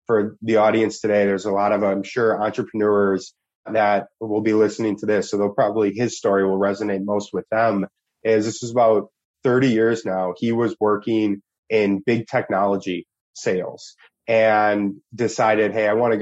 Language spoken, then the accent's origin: English; Milwaukee, Wisconsin, United States; also born or lived in Germany; I grew up in Milwaukee